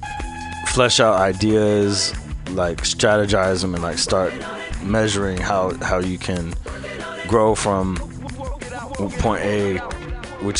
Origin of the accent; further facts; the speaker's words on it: San Francisco, California, United States; I'm from the Bayview